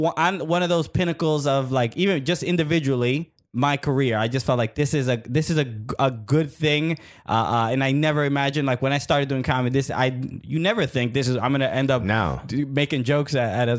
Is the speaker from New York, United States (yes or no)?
yes; New York City, New York, United States; So I grew up in Brooklyn. I went to high school near there.